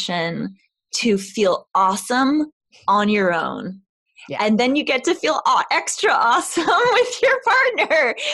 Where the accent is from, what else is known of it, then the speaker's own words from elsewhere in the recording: New York City, New York, United States; I'm from New York City